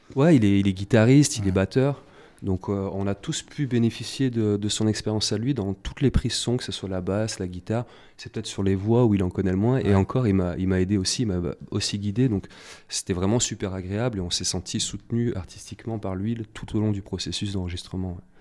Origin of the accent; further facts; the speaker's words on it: Saint-Étienne, Auvergne-Rhône-Alpes, France; j'ai pris quelques cours dans la MJC de mon quartier. moi, j'étais de Terre-Noire, un quartier de saint etienne